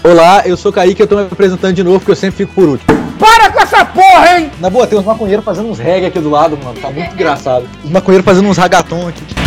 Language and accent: Portuguese; Espírito Santo, Brazil; a gente é do Espírito Santo